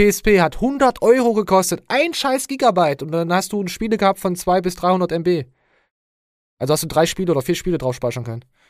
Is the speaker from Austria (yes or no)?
no; Germany; ich als Deutscher